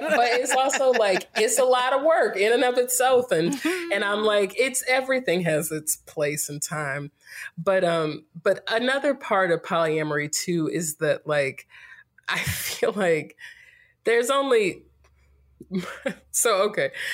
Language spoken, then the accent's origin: English; Greensboro, North Carolina, United States; moved away as an adult; also born or lived in Winston-Salem, North Carolina / Durham, North Carolina; now in California, United States; I'm from North Carolina, born and raised in Greensboro